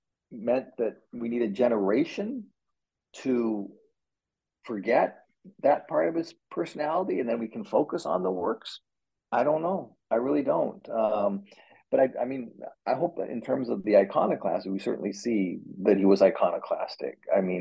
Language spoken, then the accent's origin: English; Canada; now in United States; And I think as a Canadian expat in America, I think I've also, I move to Americans talk about their history so much, I think I've become increasingly interested in Canadian history.